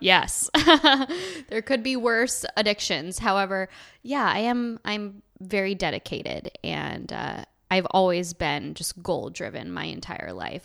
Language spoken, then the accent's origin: English; Buffalo, New York, United States; moved away as an adult; now in Venice, Los Angeles, United States; I am originally from upstate New York. I moved here from Buffalo, uh, almost a year and a half ago